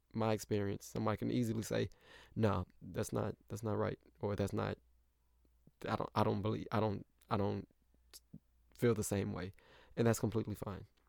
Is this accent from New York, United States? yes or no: no; St. Louis, Missouri, United States; moved away as an adult; also born or lived in Indiana; I grew up in Saint Louis, but I went to college in Indiana